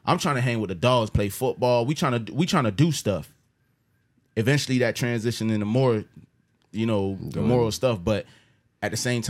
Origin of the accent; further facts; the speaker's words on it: Jamaica; Listen, I'm from Jamaica.